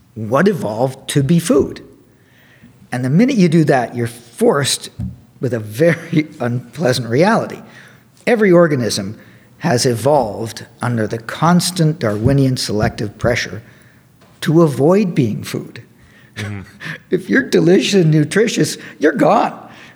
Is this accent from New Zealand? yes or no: no; Canada; moved away as an adult; also born or lived in Cornell University, New York; now in Davis, United States; I'm Canadian